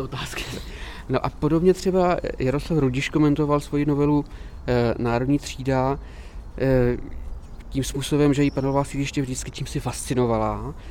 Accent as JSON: {"language": "Czech", "region": "Prague", "country": "Czechia", "tie": "born or raised there", "also_born_or_lived": "Prosek, Prague", "said": "je to lokalita, kde jsem se narodil"}